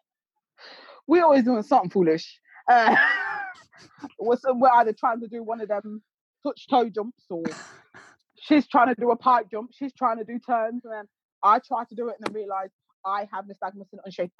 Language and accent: English; Leicester, East Midlands, United Kingdom; I'm from Leicester